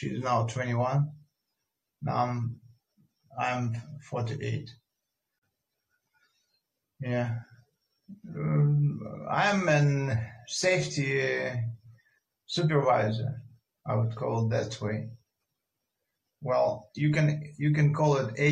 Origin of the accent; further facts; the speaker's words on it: Russia; also born or lived in Moscow; maybe I'm from Russia. I live in Moscow.